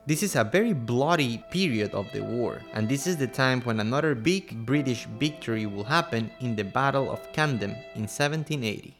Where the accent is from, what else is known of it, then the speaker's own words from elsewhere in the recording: Quito, Pichincha, Ecuador; I'm from Quito, Ecuador